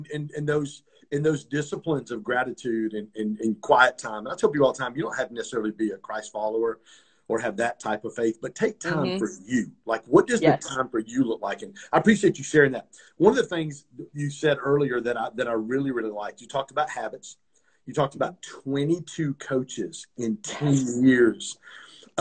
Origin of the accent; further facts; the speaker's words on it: Pontiac, Michigan, United States; also born or lived in Detroit; so I grew up in Pontiac, Michigan.